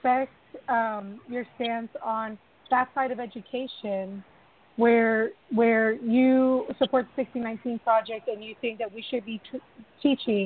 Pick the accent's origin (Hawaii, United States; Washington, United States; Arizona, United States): Hawaii, United States; American Samoa; moved away; I grew up in Hawaii. I'm from American Samoa